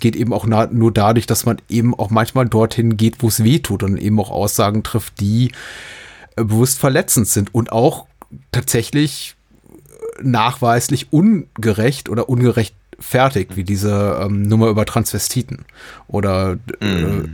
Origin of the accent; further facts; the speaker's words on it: Berlin, Germany; als Berliner